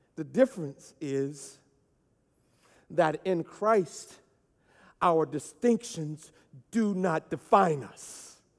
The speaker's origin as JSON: {"language": "English", "country": "United States", "said": "I am American, and I am glad to be it"}